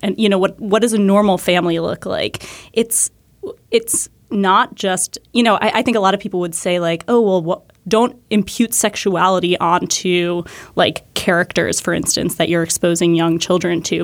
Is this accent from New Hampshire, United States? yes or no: yes; New Hampshire, United States; I grew up in New Hampshire